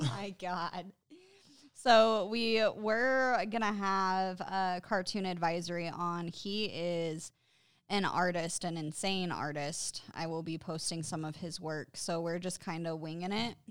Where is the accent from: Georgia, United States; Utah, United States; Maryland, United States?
Utah, United States; growing up in Utah, like, a lot of the people around here are Mormons